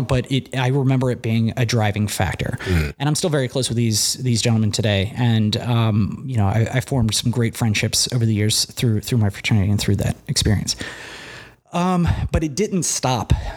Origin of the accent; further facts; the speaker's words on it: Cincinnati, Ohio, United States; I grew up in Cincinnati, Ohio